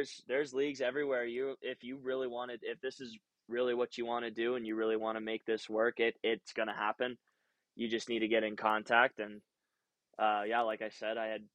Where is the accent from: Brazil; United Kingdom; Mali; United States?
United States; Waconia, Minnesota; moved away as an adult; also born or lived in Ogden, Utah; now in Utah, United States; I grew up in Waconia